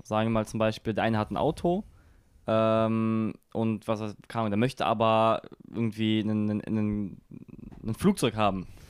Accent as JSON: {"language": "German", "country": "Germany", "first_language": "German", "said": "das ist immer noch meine Heimat wird es auch immer bleiben"}